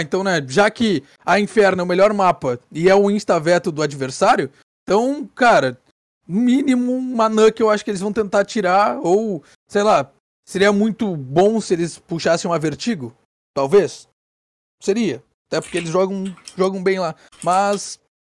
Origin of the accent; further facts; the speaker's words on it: Brazil; eu como um bom brasileiro